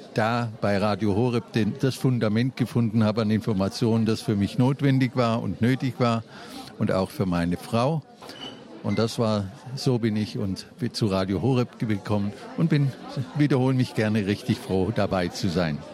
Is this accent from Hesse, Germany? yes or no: yes; Frankfurt, Hesse, Germany; Ich komme aus Frankfurt